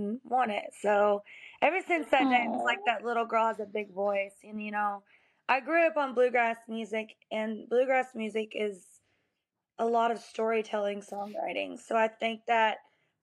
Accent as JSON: {"language": "English", "town": "Pine Top", "region": "Kentucky", "country": "United States", "tie": "born or raised there", "said": "I grew up in southeastern Kentucky, a town called Pine Top"}